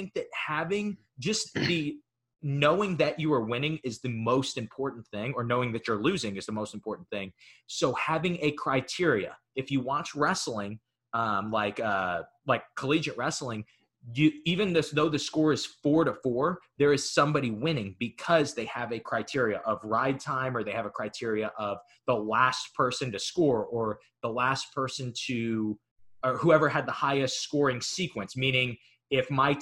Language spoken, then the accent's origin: English; United States; I'm American.